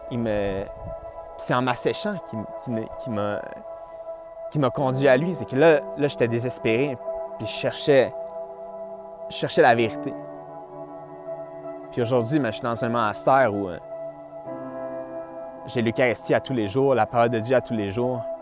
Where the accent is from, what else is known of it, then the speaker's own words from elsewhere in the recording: Lorraine, Quebec, Canada; Je viens de Lorraine, une petite ville euh, située en banlieue de Montréal, sur la rive nord, pas à Laval, un peu, plus au nord.